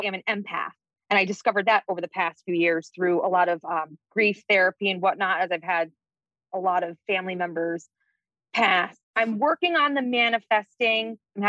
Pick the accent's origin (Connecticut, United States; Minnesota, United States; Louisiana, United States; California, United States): Connecticut, United States; Stamford; I am from Stamford, Connecticut.